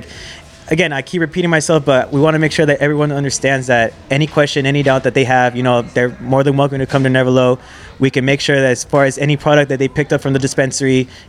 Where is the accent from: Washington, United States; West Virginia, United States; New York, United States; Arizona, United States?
Arizona, United States; Yuma; first language English; we're from Yuma, man.